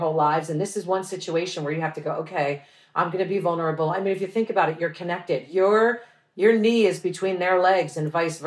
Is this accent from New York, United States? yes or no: yes; New York, United States; I'm from New York, so it's a melting pot.